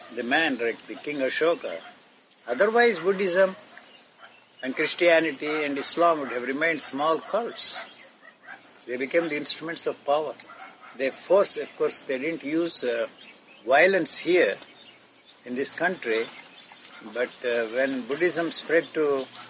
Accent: Gudivada, Andhra Pradesh, India; The place where I grew up in Andhra is called Gudiwada

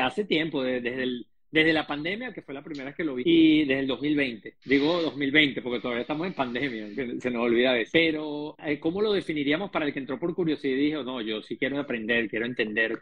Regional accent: Venezuela; yo además te entiendo perfectamente, no solamente como venezolano

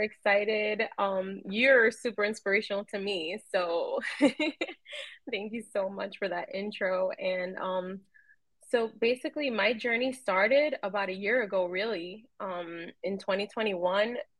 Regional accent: New York City, New York, United States; somebody I grew up with in New York City

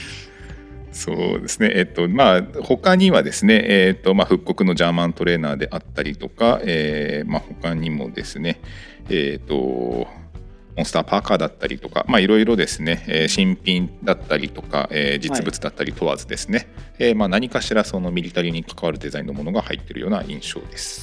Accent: Kanto, Japan; 生まれは僕自体は関東

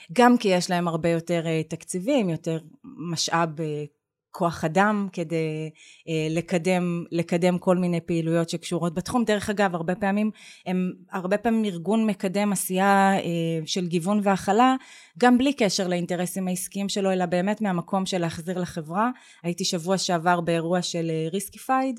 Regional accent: Beersheba, Southern District, Israel; moved away; אני גדלתי בבאר שבע בשנים שהיא עוד נחשבה פריפריה

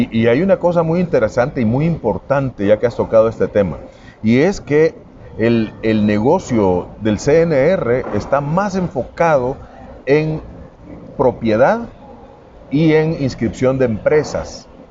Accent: El Salvador; tenemos los salvadoreños

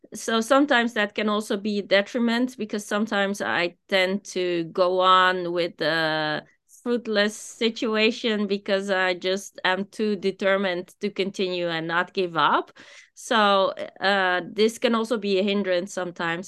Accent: Amsterdam, North Holland, Netherlands; moved away as an adult; also born or lived in Japan; I am from Amsterdam

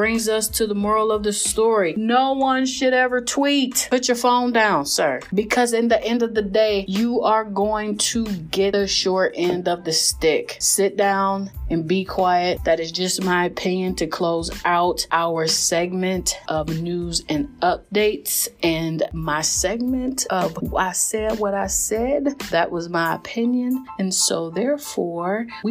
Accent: Cleveland, Ohio, United States; I am a Cleveland girl

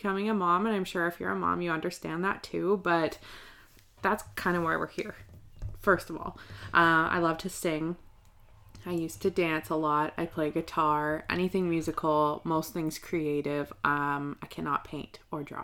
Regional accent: Nanaimo, British Columbia, Canada; I was born here in Nanaimo on Vancouver Island

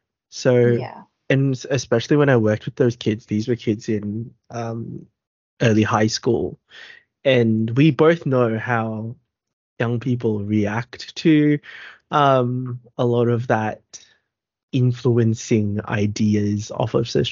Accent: Philippines; For us being Filipino, body image, we'll get there eventually.

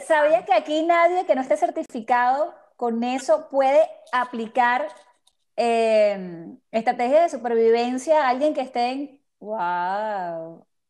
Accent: Venezuela; now in Miami, United States; tú y yo que somos de Venezuela

